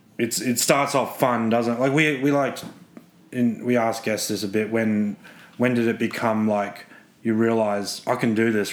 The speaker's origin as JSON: {"language": "English", "town": "Brisbane", "region": "Queensland", "country": "Australia", "tie": "born or raised there", "also_born_or_lived": "Melbourne", "moved": "as an adult", "said": "I'm originally from Brisbane. I grew up with rugby league."}